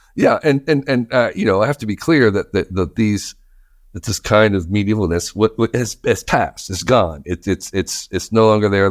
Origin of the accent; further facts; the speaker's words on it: New Jersey, United States; I grew up in New Jersey